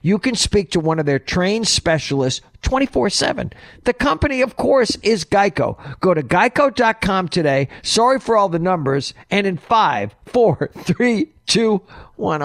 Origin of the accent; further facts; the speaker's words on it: New Hampshire, United States; moved away; I am from New Hampshire. I grew up about an hour from Portsmouth.